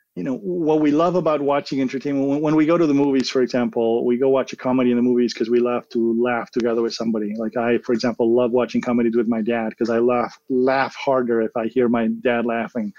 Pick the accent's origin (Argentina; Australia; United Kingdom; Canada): Argentina; moved away as an adult; also born or lived in California, United States; now in United States; I was born and raised in Argentina. I moved to the U.S. to go